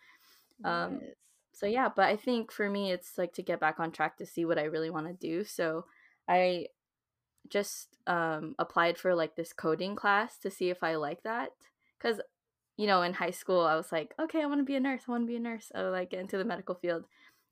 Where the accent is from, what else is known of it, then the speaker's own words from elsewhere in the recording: San Jose, California, United States; moved away; San Jose